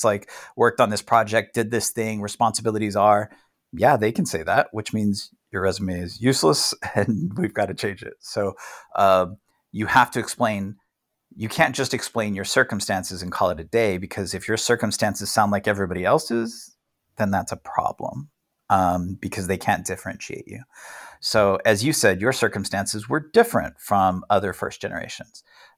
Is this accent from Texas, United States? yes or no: yes; El Paso, Texas, United States; So I'm a white male, which is like the lotto of circumstances, but I grew up in El Paso.